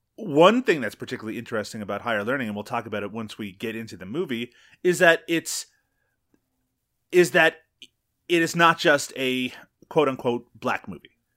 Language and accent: English; Newfoundland and Labrador, Canada; where I grew up in Newfoundland